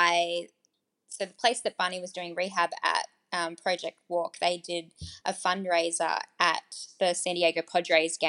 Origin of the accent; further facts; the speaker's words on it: Australia; being Australian